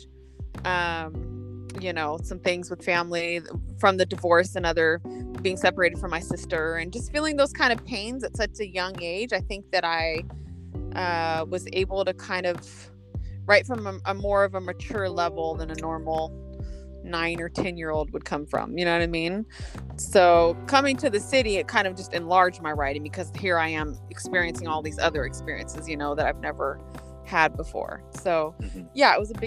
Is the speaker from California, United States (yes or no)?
yes; Los Osos, California, United States; moved away as an adult; also born or lived in Visalia, California / Oceano, California; now in Los Angeles, United States; Grew up in Los Osos. Yeah, so I grew up in Los Osos for about 10 years in my younger years